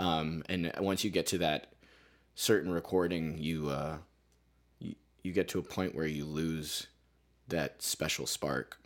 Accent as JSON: {"language": "English", "area": "Carbon County", "region": "Pennsylvania", "country": "United States", "tie": "born or raised there", "moved": "yes", "lives_now": "Lowell, United States", "said": "I grew up in, uh, Pennsylvania. I grew up in, like, what is called Carbon County"}